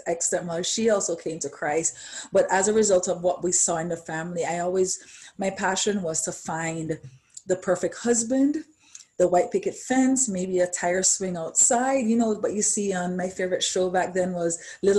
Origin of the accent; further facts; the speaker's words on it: Jamaica; born and raised in Jamaica